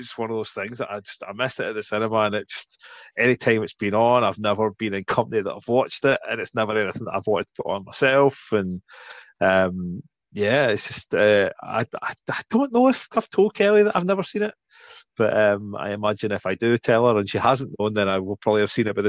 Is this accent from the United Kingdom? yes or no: yes; Scotland, United Kingdom; Yeah, we're that desperate for representation on screen.